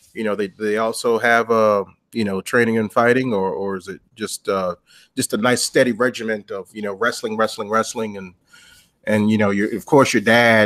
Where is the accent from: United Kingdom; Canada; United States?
United States; Washington, District of Columbia; my hometown, you know, D.C.